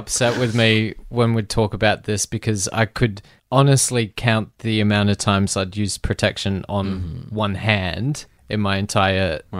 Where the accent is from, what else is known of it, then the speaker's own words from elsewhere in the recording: Adelaide, South Australia, Australia; moved away; Adelaide, which is also my hometown, which is also one of my least favorite places in the world.